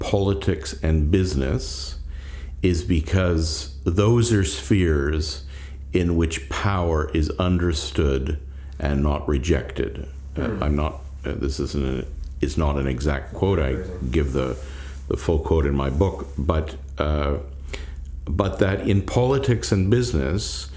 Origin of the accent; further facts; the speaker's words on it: Canada; I'm a Canadian